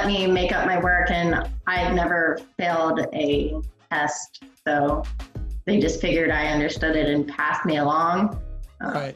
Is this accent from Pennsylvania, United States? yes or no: yes; Hanover, Pennsylvania, United States; moved away as an adult; I was born and raised there until I hit 18